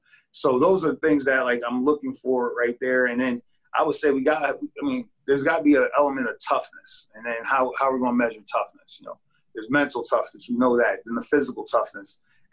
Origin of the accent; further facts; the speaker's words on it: Connecticut, United States; You know, I grew up in Connecticut, and so I'm familiar with the area